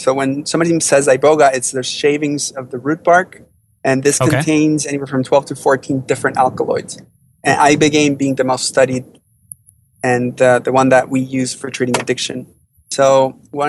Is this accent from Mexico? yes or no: yes; Mexico; Growing up in Mexico, I was part of the traditional healing culture, so I was exposed to it as a teenager.